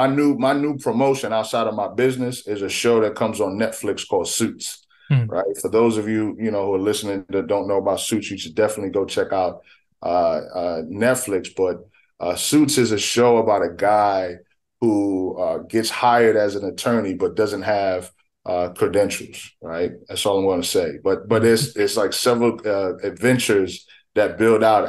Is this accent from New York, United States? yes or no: yes; New York City, New York, United States; moved away as an adult; also born or lived in Richmond, Virginia; I'm a native of the Bronx, New York. I grew up in a single parent home.